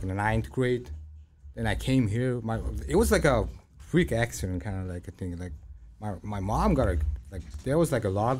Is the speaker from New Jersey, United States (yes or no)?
no; Illinois, United States; English is a second language; Then I went to like high school and like I started learning English. Like, yeah. There was like so many like Indians, Koreans, maybe, like Filipinos, like Polish people. Because I'm talking about like Illinois, because I'm from Illinois.